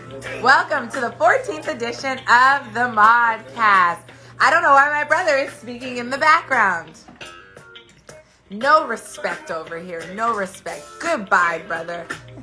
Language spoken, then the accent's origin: English; the DMV, DC metropolitan area, United States; Hey, Annapolis. It's close to where I'm from, the DMV.